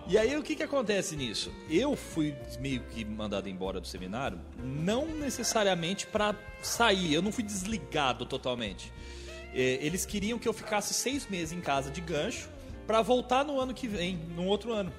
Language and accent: Portuguese; Mogi Guaçu, São Paulo, Brazil; eu sou de daqui de Mogi Guaçu